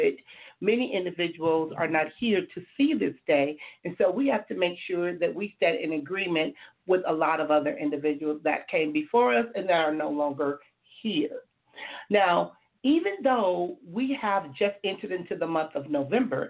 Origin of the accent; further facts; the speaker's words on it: Compton, California, United States; now in Oceanside, United States; I grew up in Compton, California